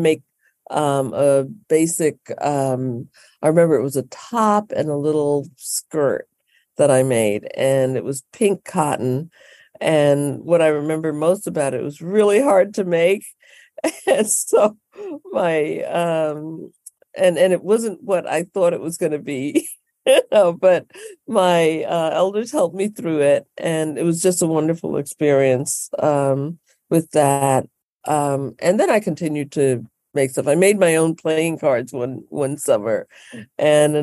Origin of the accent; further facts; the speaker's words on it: Bermuda; moved away; also born or lived in New York City; was only 5 months old when I actually went to Bermuda. My mom was helping my dad through school, and my great aunt, who's like my grandma, brought me up Bermuda